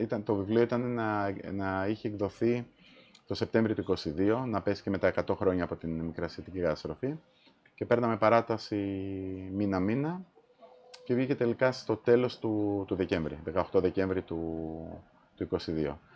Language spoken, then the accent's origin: Greek; Malesina, Central Greece, Greece; moved away as an adult; Εγώ έχω μεγαλώσει στην επαρχία.